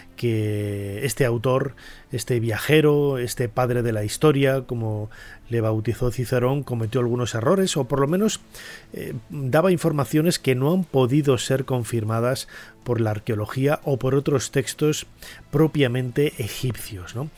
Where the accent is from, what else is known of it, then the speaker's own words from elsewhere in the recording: León, Castile and León, Spain; en Castilla y León, que yo soy de allí, yo nací en León